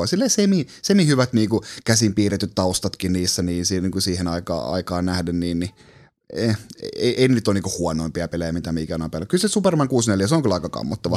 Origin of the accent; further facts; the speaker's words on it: Kuusjoki, Southwest Finland, Finland; mä oon kotoisin Kuusjoelta, mikä on ihan keskeltä metsää, semmoinen pieni 2000 ää, asukkaan kunta tuolla Salon lähellä